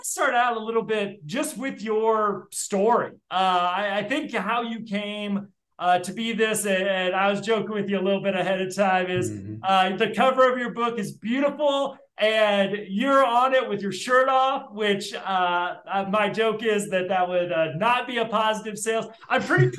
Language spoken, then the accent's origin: English; South Bend, Indiana, United States; moved away as an adult; also born or lived in Muncie, Indiana / West Lafayette, Indiana; I was born in South Bend